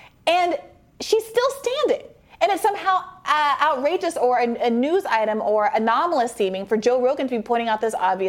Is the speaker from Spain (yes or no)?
no; Saudi Arabia; Although I grew up in Saudi Arabia, and I do remember the National Geographics being blocked out in the grocery store.